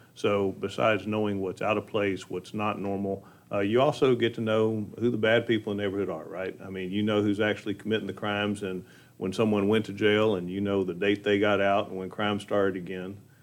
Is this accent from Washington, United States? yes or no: no; Montgomery County, Texas, United States; growing up in Montgomery County